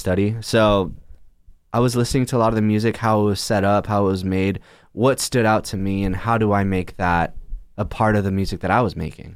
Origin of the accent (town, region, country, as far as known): Chula Vista, California, United States; born or raised there; moved away as an adult